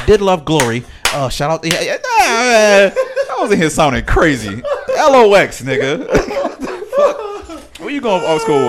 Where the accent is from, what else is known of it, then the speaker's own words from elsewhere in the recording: Yonkers, New York, United States; I'm from Yonkers that day.